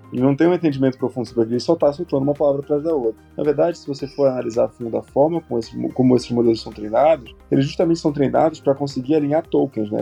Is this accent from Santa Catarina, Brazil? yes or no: no; Santarém, Pará, Brazil; moved away as an adult; Eu sou natural do estado do Pará, então, na minha cidade, no caso Santarém, não existia graduação em engenharia